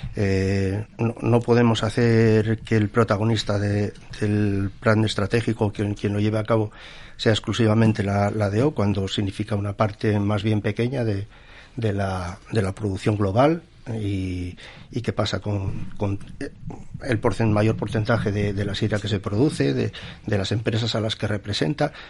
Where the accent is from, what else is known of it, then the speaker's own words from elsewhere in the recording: Asturias, Spain; somos aquí, vivimos de aquí, somos asturianos como los demás